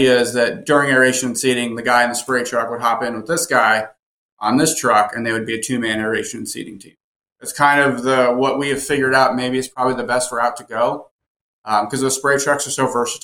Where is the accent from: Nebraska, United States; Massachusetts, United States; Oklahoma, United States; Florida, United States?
Florida, United States; Fort Myers; also born or lived in Vermont; now in Charlotte, United States; It's Fort Myers, Cape Coral. So it's about 2 hours south of Tampa. So it's Southwest Florida